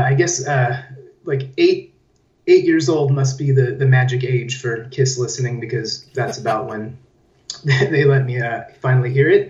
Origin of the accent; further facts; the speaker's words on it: San Diego, California, United States; moved away as an adult; now in Belgrade, Serbia; I'm originally from there, but I've been living here